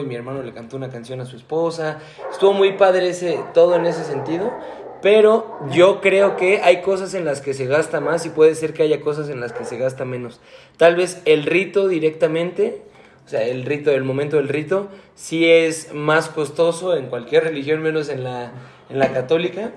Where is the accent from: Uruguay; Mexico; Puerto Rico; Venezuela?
Mexico; Yo como mexicano